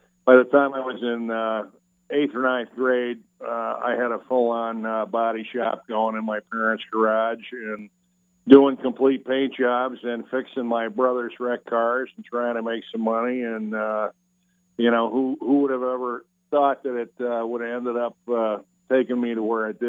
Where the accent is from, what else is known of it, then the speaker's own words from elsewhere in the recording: Chicago, Illinois, United States; now in Florida, United States; We grew up in Chicago, actually on the south side of Chicago.